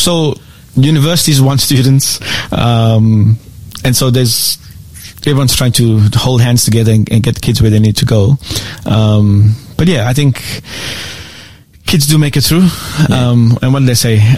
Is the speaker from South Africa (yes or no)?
yes; South Africa; moved away as an adult; also born or lived in South Korea / Philippines; now in Australia; I am born and raised in South Africa.